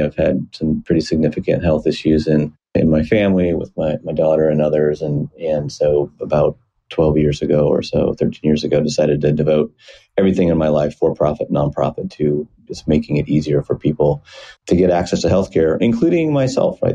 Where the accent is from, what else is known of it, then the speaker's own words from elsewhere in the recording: Iowa, United States; moved away as an adult; now in Seattle, United States; Was born and raised in Iowa, decent sized town